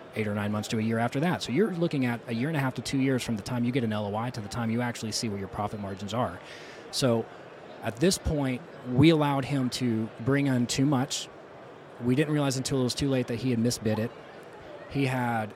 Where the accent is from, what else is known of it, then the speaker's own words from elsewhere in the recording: South Louisiana, United States; moved away; as somebody who's from there, um, and my bloodline's from there